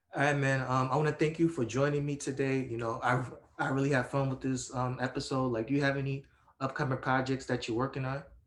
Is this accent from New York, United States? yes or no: yes; New York City, New York, United States; my hometown arena